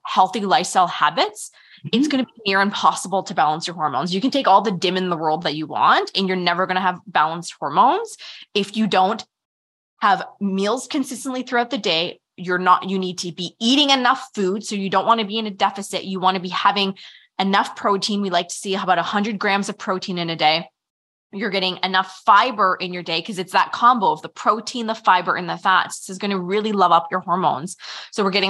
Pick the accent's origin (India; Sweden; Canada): Canada; we're Canadian